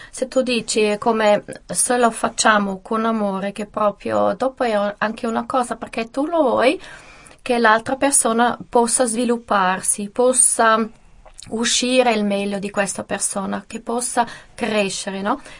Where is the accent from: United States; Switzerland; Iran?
Switzerland; St. Gallen; born there; a San Gallo e sono la prima